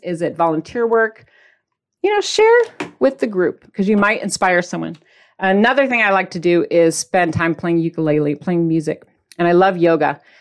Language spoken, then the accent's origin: English; Midwest, United States; I'm from the Midwest. People don't care about your feelings quote unquote, according to my childhood.